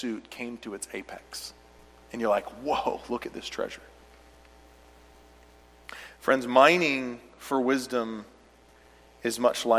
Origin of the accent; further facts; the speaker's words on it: United States; I'm an American